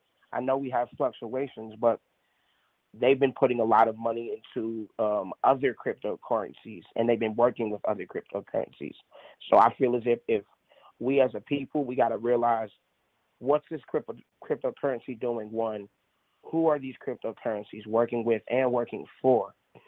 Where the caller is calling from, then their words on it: Atlanta, Georgia, United States; I'm reporting from Atlanta, Georgia.